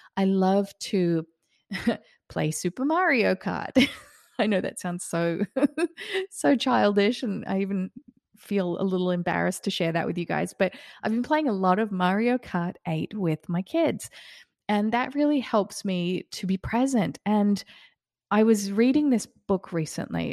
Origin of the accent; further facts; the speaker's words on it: Australia; also born or lived in Queensland, Australia; now in Florida, United States; I grew up in Australia and I lived in Queensland for a little while.